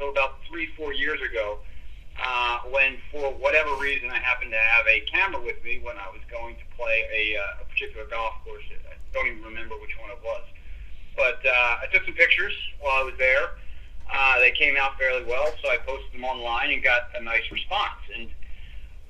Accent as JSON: {"language": "English", "town": "Philadelphia", "region": "Pennsylvania", "country": "United States", "tie": "born or raised there", "said": "Born and raised in Philly"}